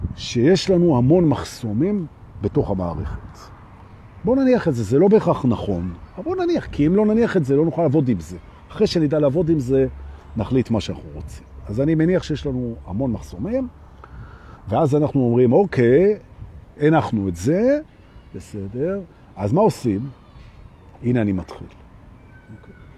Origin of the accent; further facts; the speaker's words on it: Jerusalem, Jerusalem District, Israel; אני גדלתי בירושלים של שנות ה-שבעים